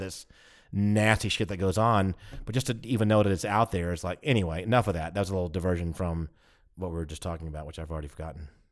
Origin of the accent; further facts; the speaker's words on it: United States; we're American